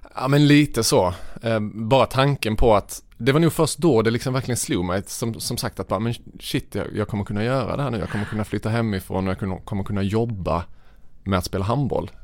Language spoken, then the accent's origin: Swedish; Vittsjö, Skåne, Sweden; Jag växte upp i Vittsjö, en, en liten by i norra Skåne.